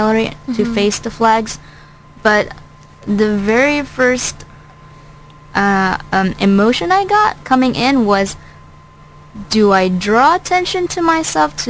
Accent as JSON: {"language": "English", "country": "Philippines", "moved": "yes", "lives_now": "United States", "said": "I'm not from America"}